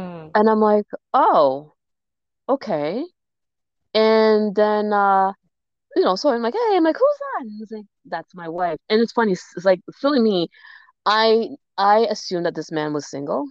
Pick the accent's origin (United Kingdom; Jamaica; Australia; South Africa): Jamaica; I'm Jamaican